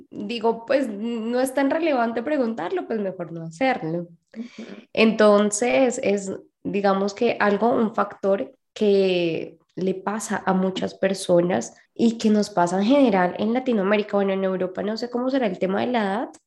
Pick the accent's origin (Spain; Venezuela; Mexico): Mexico; de México.